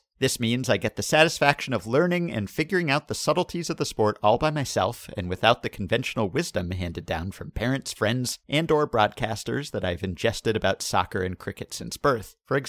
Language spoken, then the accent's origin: English; Montreal, Quebec, Canada; also born or lived in China; I reside in southern Ontario, and I emigrated to Canada from China with my parents just about 20 years ago this November. As you can imagine, with my parents both being Chinese